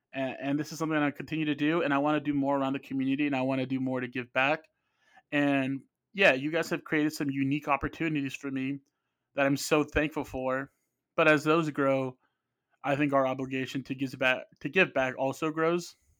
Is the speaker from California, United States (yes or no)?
no; Phoenix, Arizona, United States; Both of my parents are from Mexico. I grew up in Phoenix.